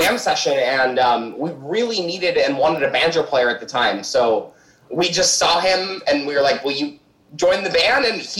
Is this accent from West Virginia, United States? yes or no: no; Peoria, Illinois, United States; We formed in Peoria, Illinois, which is Colin and myself's hometown.